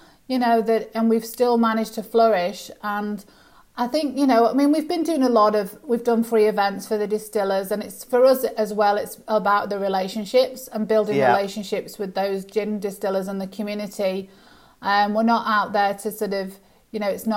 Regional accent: United Kingdom; moved away as an adult; now in Australia; as you can hear by my accent, I'm from the UK originally

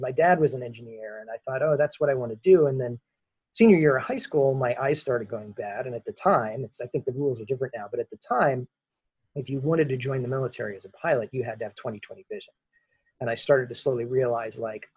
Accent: Allentown, Pennsylvania, United States; moved away as an adult; now in Los Angeles, United States; I grew up in Eastern Pennsylvania, Allentown, you know, suburban, rural, steel town

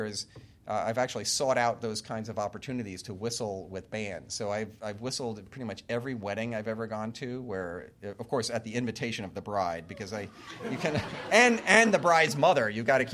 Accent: Long Island, New York, United States; I grew up on Long Island in New York

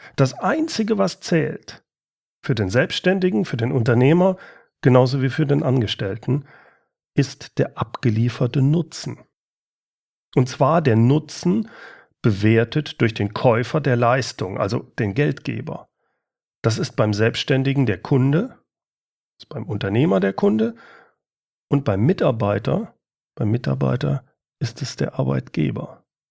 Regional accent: Germany; hier bei uns in Deutschland

